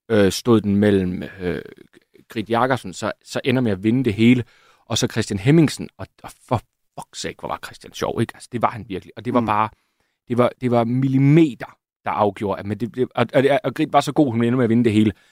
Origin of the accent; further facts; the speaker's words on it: Jutland, Denmark; Og der er ikke noget værre, end at komme som jyde til København og få rettet alle dine ord.